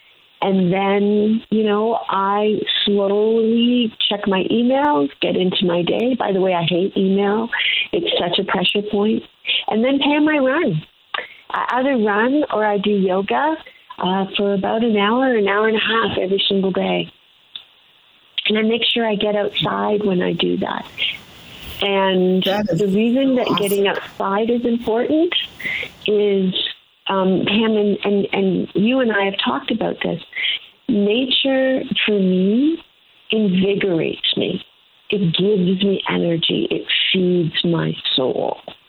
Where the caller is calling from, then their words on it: Toronto, Ontario, Canada; I am in Toronto, and I can't wait for you to come down and visit